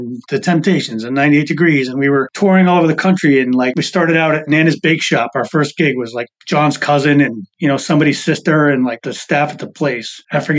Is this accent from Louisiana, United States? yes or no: no; Boston, Massachusetts, United States; moved away as an adult; also born or lived in Maryland; I grew up in Boston, you know, moved down to Maryland in about 2002, 2003